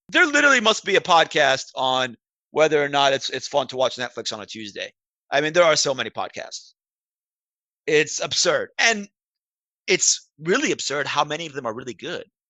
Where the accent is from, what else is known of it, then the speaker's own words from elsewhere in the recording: Baltimore, Maryland, United States; moved away; I'm originally from Baltimore